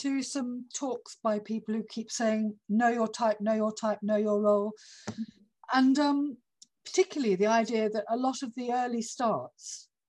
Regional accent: Australia; accent: RP; Well, I'm actually Australian originally, but I'm now very RP-ish. So I'm not seeing any chances for me in all of those regional soaps, because I'm just not from that area.

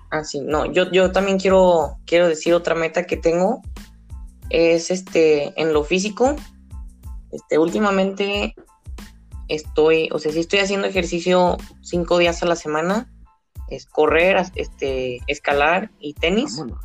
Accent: Guadalajara, Jalisco, Mexico; soy de Guadalajara, Jalisco

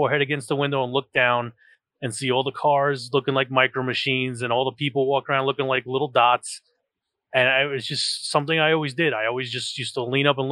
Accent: New York, United States; Being in New York, that is, you know, was a major thing for me. I mean, my mother worked in the World Trade Center

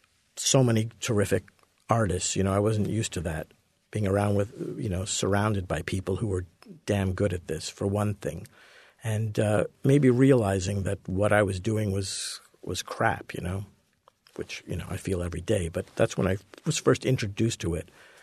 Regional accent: Montreal, Quebec, Canada; born or raised there

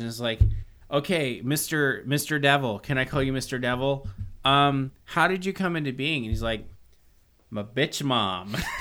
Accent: Georgia, United States; moved away; also born or lived in Los Angeles; we're from Georgia

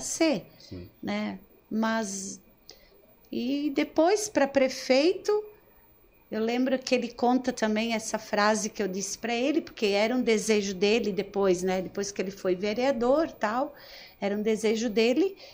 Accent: Nova Veneza, Santa Catarina, Brazil; eu nasci é, no Caravaggio

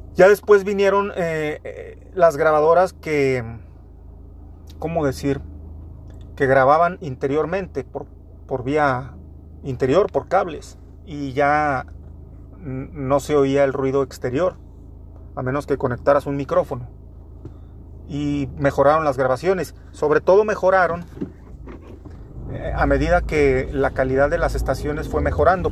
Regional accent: Torreón, Coahuila, Mexico; Yo soy de Torreón, Coahuila, en calle de Gollado y Corregidora, Avenida Corregidora, en ese barrio precisamente

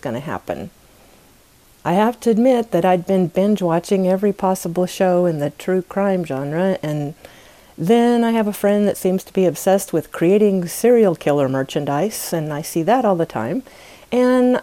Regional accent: United States; my home country, the United States of America

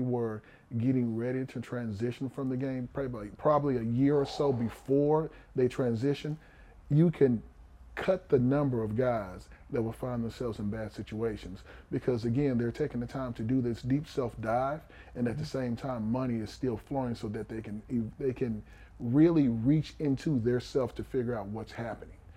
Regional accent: Houston, Texas, United States; I was born in Houston. I'm born in Fifth Ward on Chapman Street

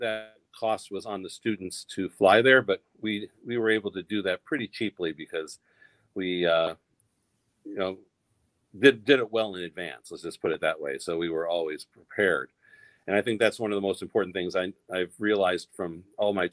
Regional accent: Pittsburgh, Pennsylvania, United States; also born or lived in New York; now in North Dakota, United States; I was born in Pittsburgh and lots of family there

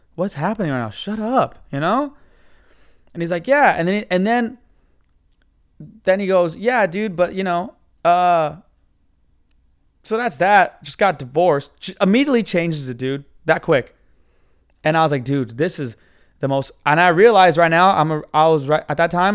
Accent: United States; I'm American

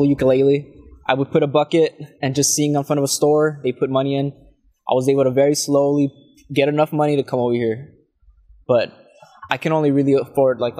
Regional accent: La Feria, Texas, United States; I grew up in Texas in a very small town called La Feria.

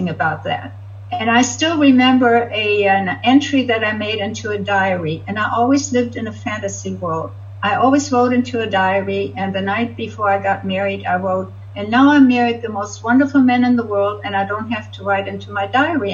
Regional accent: Hamburg, Germany; moved away as an adult; also born or lived in Montreal, Canada; now in California, United States; I grew up in Hamburg, Germany

